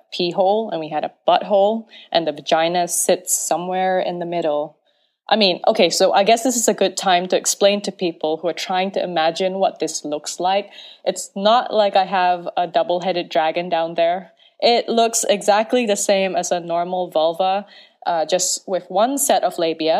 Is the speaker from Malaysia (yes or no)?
yes; Penang Island, Malaysia; I am Malaysian, born and raised on Penang Island